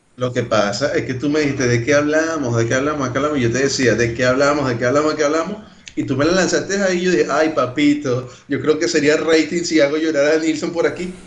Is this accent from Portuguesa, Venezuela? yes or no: no; Caracas, Capital District, Venezuela; accent: Carapita; now in Brazil; mi acento sigue siendo normal, de, de de Carapita, por allá